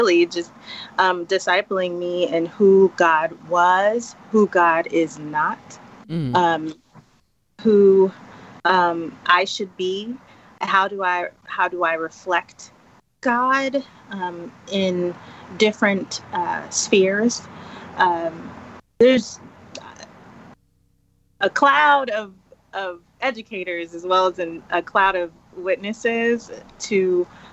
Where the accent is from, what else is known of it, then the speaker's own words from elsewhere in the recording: New York City, New York, United States; moved away as an adult; also born or lived in Jamaica (ancestry); now in Dallas, United States; living and growing up in the Bronx